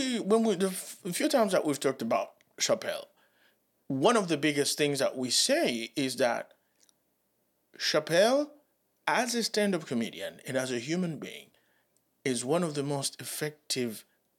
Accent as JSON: {"language": "English", "town": "Reading", "region": "South East England", "country": "United Kingdom", "said": "And it is because I'm from Reading, a working class family from an estate."}